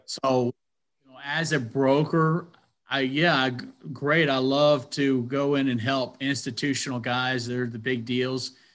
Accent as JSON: {"language": "English", "town": "Athens", "region": "Georgia", "country": "United States", "tie": "born or raised there", "said": "I grew up in Athens, Georgia"}